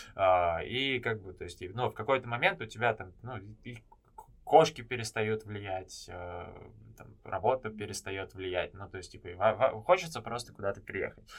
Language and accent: Russian; Moscow, Russia; moved away as an adult; also born or lived in Antalya; now in Istanbul, Turkey; я сам из Москвы